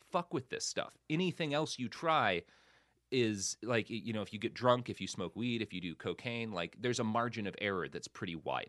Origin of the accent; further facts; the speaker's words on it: Plano, Texas, United States; also born or lived in Oklahoma; now in Los Angeles, United States; I grew up so much in Plano